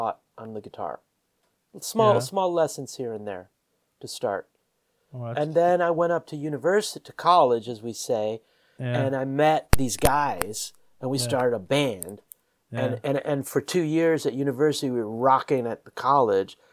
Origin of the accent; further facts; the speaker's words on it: Evanston, Illinois, United States; moved away; also born or lived in Chicago / Washington, D.C.; I grew up in the college town of Evanston, which is where a big university is